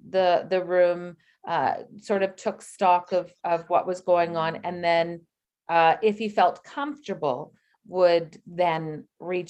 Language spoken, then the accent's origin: English; British Columbia, Canada; born there; I was born in British Columbia.